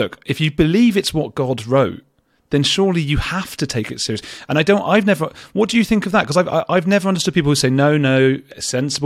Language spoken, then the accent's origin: English; London, United Kingdom; I'm from London